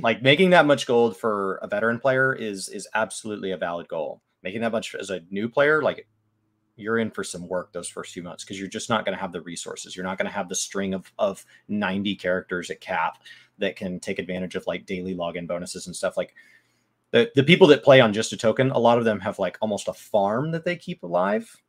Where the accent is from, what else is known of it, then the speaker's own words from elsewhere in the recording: Dallas, Texas, United States; first language English; I'm from Dallas